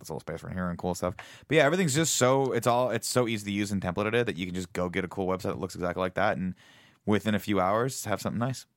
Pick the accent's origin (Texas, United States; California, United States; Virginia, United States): California, United States; Riverside; I grew up in Riverside, California, which is a very small town in Southern